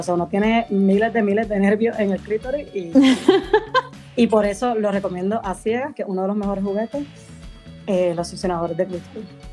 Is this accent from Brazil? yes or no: no; Puerto Rico; moved away as an adult; now in Madrid, Spain; soy de Puerto Rico originalmente, pero vivo en Madrid, en España. Llevo cinco años por aquí.